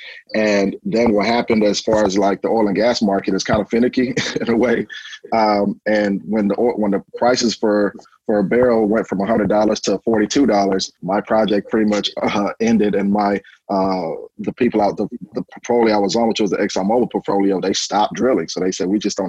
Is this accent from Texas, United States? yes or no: yes; Houston, Texas, United States; also born or lived in Nigeria; I'm originally from Nigeria, originally born in Nigeria. I came here to Houston when I was 8 years old. So I grew up here in Houston